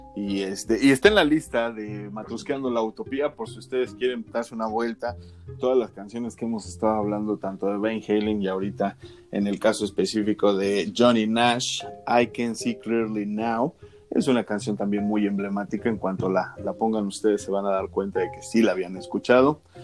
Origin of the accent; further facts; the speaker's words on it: Mexico; nosotros que somos mexicanos de a pie